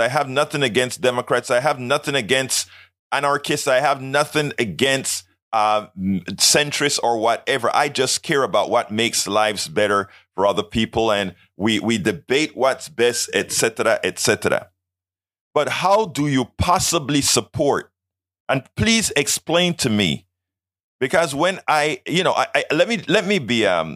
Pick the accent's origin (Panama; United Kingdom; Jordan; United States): Panama; I am from Panama